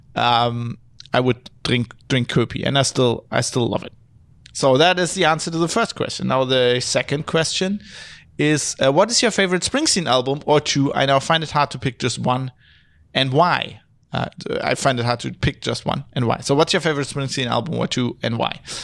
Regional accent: Duisburg, North Rhine-Westphalia, Germany; English is a second language; also born or lived in Australia; now in Düsseldorf, Germany; I was born just a city further north in Duisburg

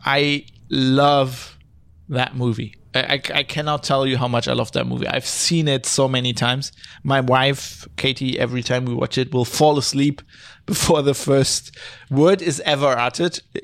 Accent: Duisburg, North Rhine-Westphalia, Germany; English is a second language; also born or lived in Australia; now in Düsseldorf, Germany; I was born just a city further north in Duisburg

